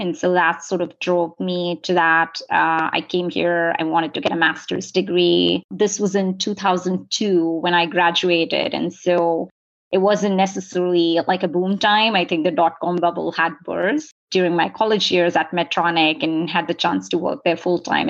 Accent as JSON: {"language": "English", "country": "India", "tie": "born or raised there", "moved": "as an adult", "lives_now": "San Diego, United States", "said": "I grew up in India. I came here for college and have been here since then"}